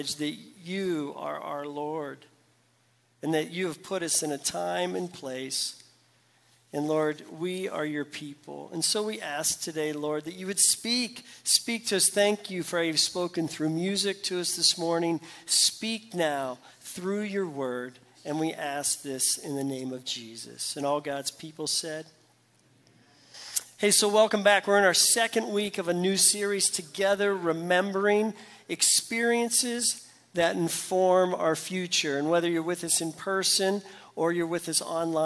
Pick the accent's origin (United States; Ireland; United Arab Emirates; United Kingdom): United States; Pittsburgh, Pennsylvania; moved away; I'm from Pittsburgh, PA